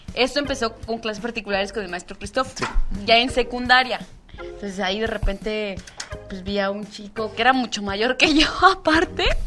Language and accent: Spanish; San Mateo Macuilxóchitl, Oaxaca, Mexico; yo soy de San Mateo Maculsochit, o sea, ahí me desarrollé toda mi vida, toda mi infancia así